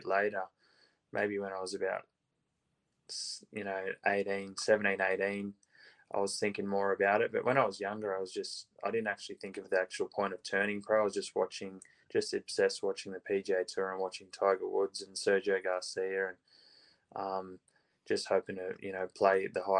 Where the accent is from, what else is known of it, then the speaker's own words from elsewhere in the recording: Central Coast, New South Wales, Australia; I've grown up on the Central Coast, still here now. I've started playing golf at Tookley Golf Club